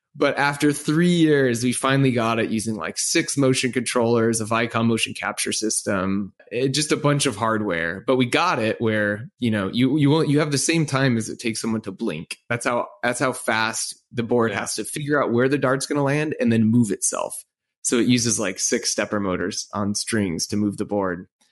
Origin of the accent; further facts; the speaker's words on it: Orange County, California, United States; moved away; I grew up in Orange County on the West Coast